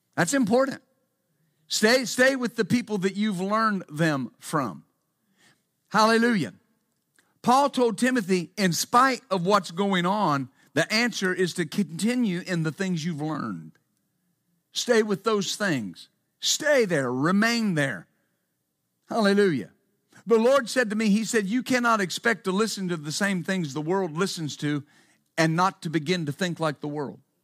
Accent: West Texas, United States; When I was growing up in West Texas, of course, I worked, I worked on, uh, a ranch growing up

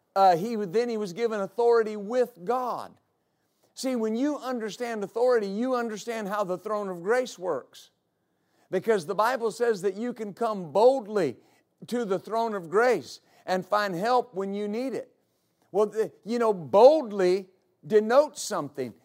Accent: West Texas, United States; I grew up in West Texas

